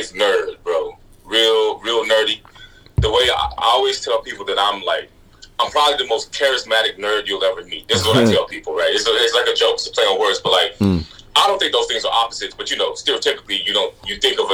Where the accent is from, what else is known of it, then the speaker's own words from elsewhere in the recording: Grand Prairie, Texas, United States; moved away as an adult; also born or lived in Dallas, Texas; now in Maine, United States; I was born in Dallas. I grew up kind of right next to Dallas in a city called Grand Prairie